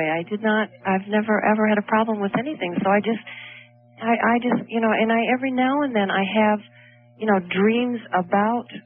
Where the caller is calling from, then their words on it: Chicago, Illinois, United States; Hi, I'm hi from Chicago.